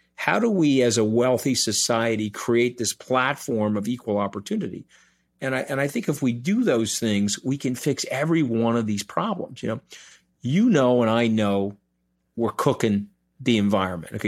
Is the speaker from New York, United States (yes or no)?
yes; New York, United States; I'm a New Yorker